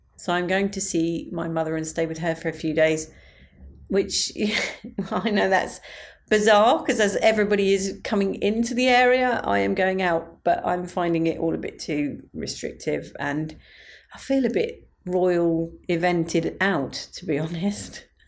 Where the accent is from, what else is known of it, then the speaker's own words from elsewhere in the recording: Medway, South East England, United Kingdom; my hometown of Medway